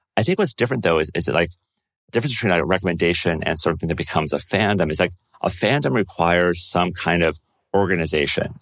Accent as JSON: {"language": "English", "country": "United States", "said": "As an American"}